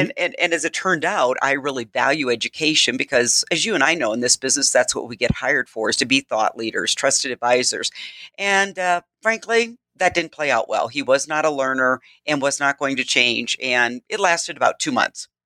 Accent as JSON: {"language": "English", "region": "Midwest", "country": "United States", "said": "I am from the Midwest"}